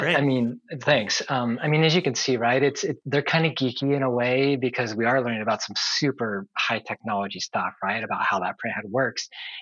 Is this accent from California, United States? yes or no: yes; San Diego, California, United States; I grew up in San Diego, lived all my life here until recently